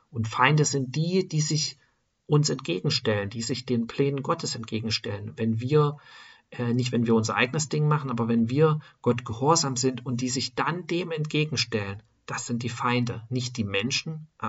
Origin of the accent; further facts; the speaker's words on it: eastern Germany, Germany; born there; aus einer Stadt, wo die meisten, könnte man sagen, Atheisten sind. Ja, Im Osten von Deutschlands, wo ich geboren bin oder geboren wurde, sind die meisten durch diese Sozialisation im Sozialismus Atheisten.